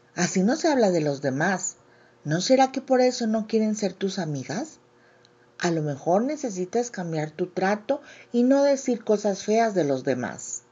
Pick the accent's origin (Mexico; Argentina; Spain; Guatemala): Mexico; autora mexicana